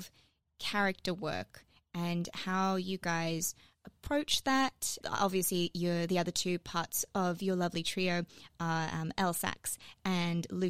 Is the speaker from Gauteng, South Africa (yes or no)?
yes; Johannesburg, Gauteng, South Africa; moved away; As a non-Australian, I came from Joburg